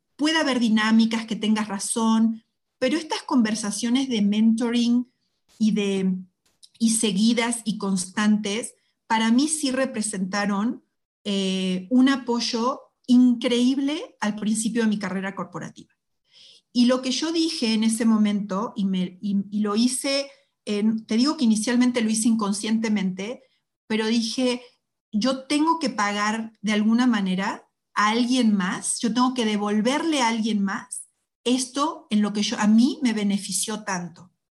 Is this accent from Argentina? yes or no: yes; Argentina; moved away as an adult; also born or lived in Mexico; cuando salí por de Argentina también por primera vez